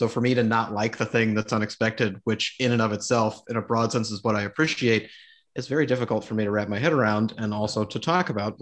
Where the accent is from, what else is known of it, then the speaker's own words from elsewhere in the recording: Midwest, United States; as a Midwesterner